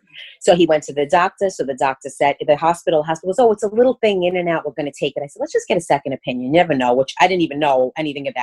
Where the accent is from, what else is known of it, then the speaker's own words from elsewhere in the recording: New York City, New York, United States; accent: Brooklyn; Born and raised in Brooklyn